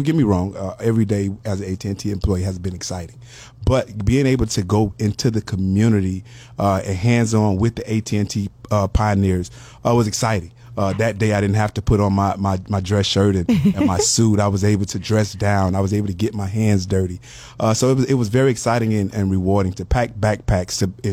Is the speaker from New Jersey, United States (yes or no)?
no; Miami, Florida, United States; Miami native. I grew up in the Liberty City area of Miami